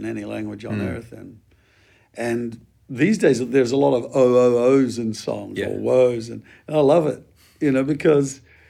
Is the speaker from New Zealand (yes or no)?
yes; New Zealand; I'm a Kiwi by origins, and we had a huge move of God in the 70s